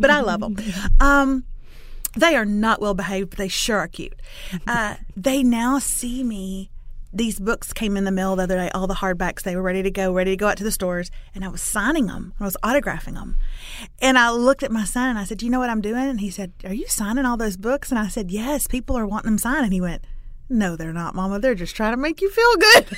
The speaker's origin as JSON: {"language": "English", "town": "Lufkin", "region": "Texas", "country": "United States", "said": "I'm from Lufkin, which is in East Texas, town of about 40,000"}